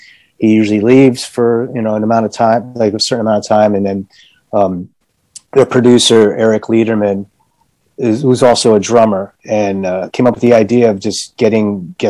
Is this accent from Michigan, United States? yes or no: no; New York, United States; now in Los Angeles, United States; I come from New York